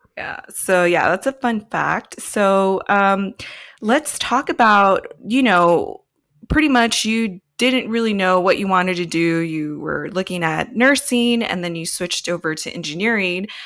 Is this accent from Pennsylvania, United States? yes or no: no; California, United States; I'm born and raised in California